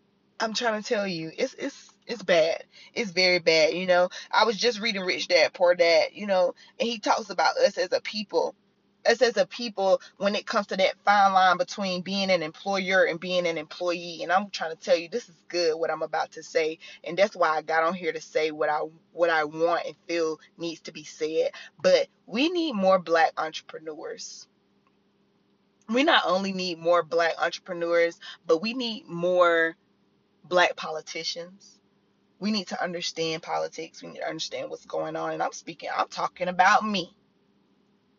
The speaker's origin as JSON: {"language": "English", "region": "the South", "country": "United States", "said": "I'm from the South."}